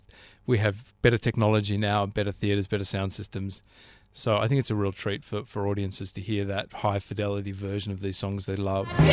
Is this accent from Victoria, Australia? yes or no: no; Canberra, Australian Capital Territory, Australia; now in Sydney, Australia; growing up in Canberra